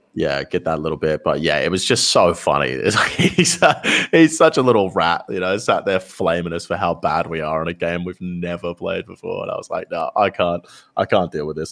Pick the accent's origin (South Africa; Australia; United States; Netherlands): Australia; us both being Australian creators